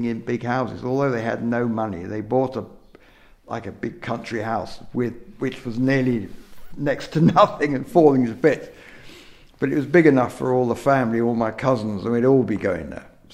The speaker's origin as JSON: {"language": "English", "area": "Surrey", "region": "South East England", "country": "United Kingdom", "tie": "born or raised there", "moved": "yes", "lives_now": "North Wales, United Kingdom", "said": "I was born in Surrey"}